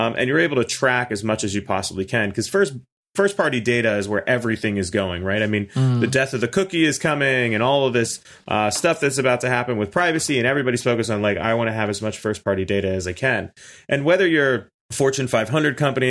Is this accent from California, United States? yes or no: no; Pittsburgh, Pennsylvania, United States; now in Orlando, United States; I'm originally from Pittsburgh, but I came down here on a whim and kind of just got trapped